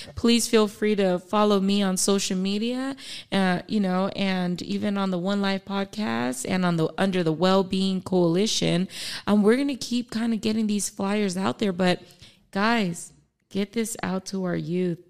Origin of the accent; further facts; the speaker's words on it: Palmdale, California, United States; also born or lived in Echo Park, Los Angeles; I moved from Echo Park in ninety-two here to the Antelope Valley. So I started, um, elementary school